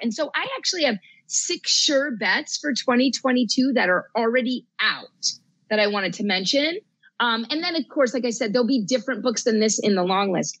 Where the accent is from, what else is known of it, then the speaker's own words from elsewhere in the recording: New Jersey, United States; moved away; also born or lived in New England; I grew up in New Jersey